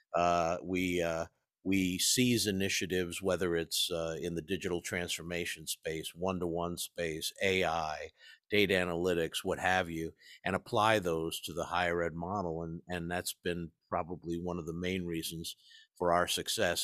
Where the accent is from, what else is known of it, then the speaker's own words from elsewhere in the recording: East Coast, United States; I grew up in the East Coast, in the shadow of the Ivy League